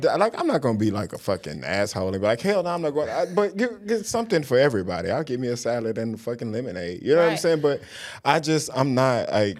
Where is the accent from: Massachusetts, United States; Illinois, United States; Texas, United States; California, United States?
Texas, United States; Houston; I'm from Houston.